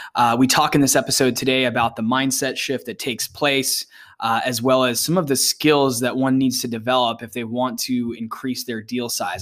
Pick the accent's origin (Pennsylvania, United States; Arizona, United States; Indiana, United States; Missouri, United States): Arizona, United States; also born or lived in Texas; we're both from the States, the, you know, specifically both from Arizona